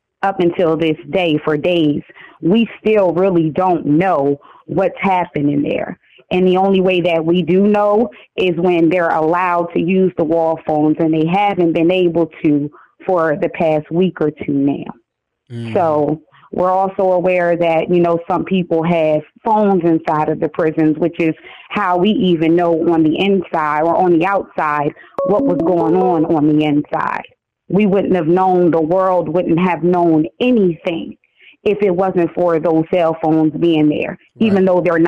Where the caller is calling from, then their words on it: Wilmington, Delaware, United States; I'm calling from Wilmington, Delaware.